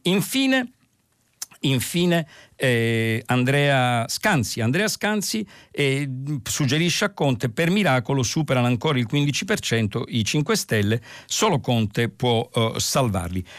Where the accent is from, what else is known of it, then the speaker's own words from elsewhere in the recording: Palermo, Sicily, Italy; dalla mia città d'origine, Palermo